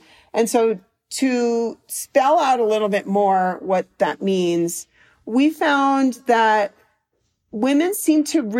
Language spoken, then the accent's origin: English; Chicago, Illinois, United States; also born or lived in Washington, D.C.; And I lived in, I'm from Chicago, and then I lived in Washington, D.C. for many years